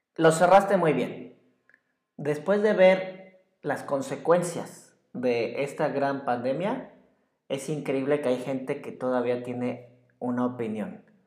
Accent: Mexico; muchos mexicanos

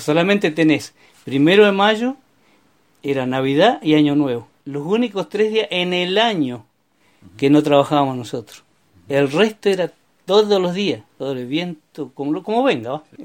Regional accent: Vista Alegre Sur, Neuquén, Argentina; also born or lived in Barranca del Palo / Aucamahuida / Chañar / Centenario; yo me nací en Barranca del Palo el 1 de abril de 1947. Después estuvimos en Aucamahuida, después este, los vinimos al Chañar. En eso mis viejos, para que pudieran ir a la escuela, se trasladaron a Vista Alegre Sur.

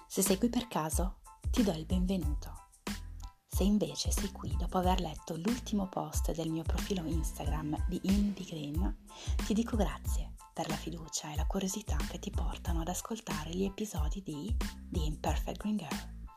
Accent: Lyon, Auvergne-Rhône-Alpes, France; moved away as an adult; now in Province of Milan, Italy; Vengo dal Lione, in Francia. Mi sono trasferita in Italia nel duemila e cinque e vivo in provincia di Milano.

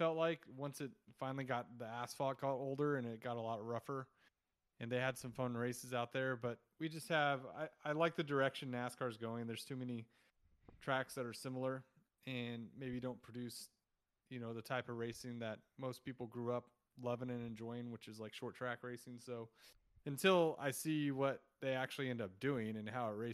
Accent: Fresno, California, United States; also born or lived in San Francisco; I grew up in Fresno, California, which is basically smack in the middle of California.

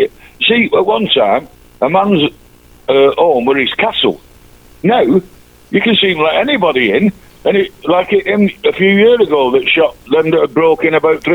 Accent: Manchester, North West England, United Kingdom; And I said to you, I'm your lovable mank.

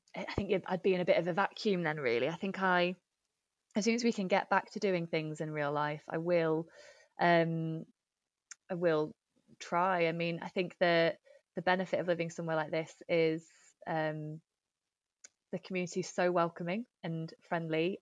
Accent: Nottingham, East Midlands, United Kingdom; moved away as an adult; also born or lived in London; now in Manchester, United Kingdom; I grew up in Nottingham and my family, uh, are still, still there

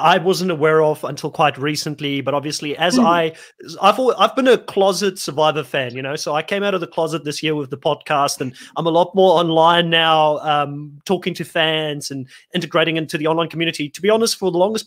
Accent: Worcester, Western Cape, South Africa; moved away as an adult; also born or lived in Bellville, Cape Town; I was born in Bellville. I kind of grew up in Worcester, which is like about 100, 200 kilometers in the Boerland.

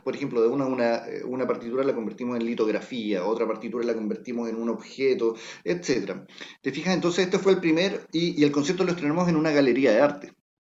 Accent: Chile

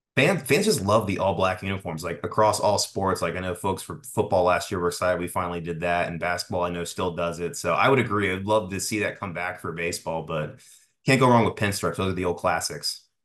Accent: Tampa, Florida, United States; I'm from Tampa myself. I live here

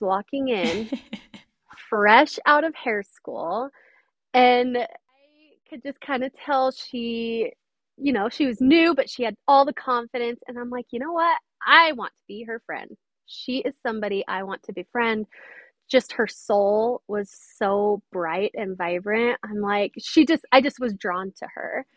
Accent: St. George, Utah, United States; I am from St. George, Utah

